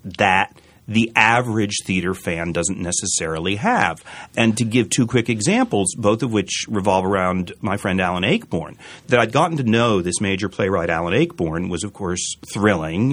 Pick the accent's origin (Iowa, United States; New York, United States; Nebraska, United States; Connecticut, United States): Connecticut, United States; New Haven; I grew up in New Haven